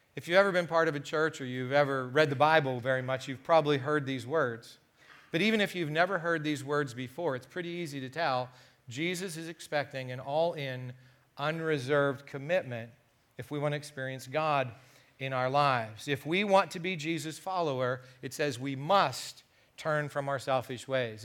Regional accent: United States; being an American

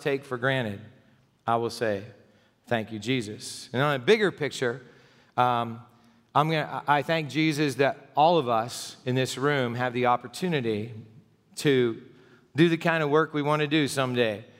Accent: United States; I was born in the United States and that I've got to live here all my life

